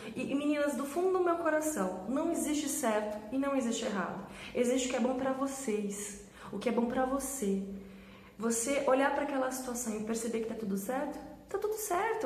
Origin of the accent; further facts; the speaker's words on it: Sorocaba, São Paulo, Brazil; Eu sou de Sorocaba, em, trabalhava em São Paulo